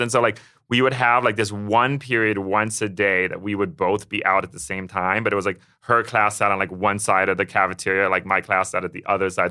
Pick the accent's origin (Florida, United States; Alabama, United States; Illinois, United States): Illinois, United States; Chicago; I am thirty-two years old and I grew up in Chicago